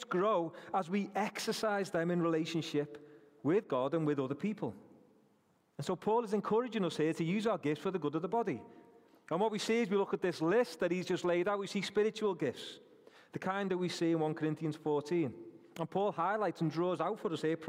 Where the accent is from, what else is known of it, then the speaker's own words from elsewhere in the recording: Rainhill, North West England, United Kingdom; I'm from Rainhill